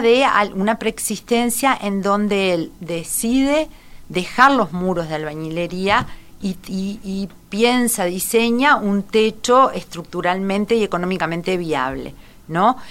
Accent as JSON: {"language": "Spanish", "region": "Salto", "country": "Uruguay", "said": "somos dos salteños"}